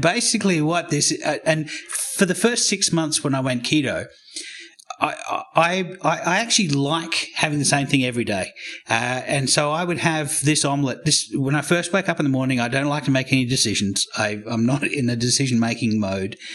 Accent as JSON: {"language": "English", "country": "Australia", "also_born_or_lived": "United States / Canberra, Australia", "said": "I'm Australian. I lived in America for ten years"}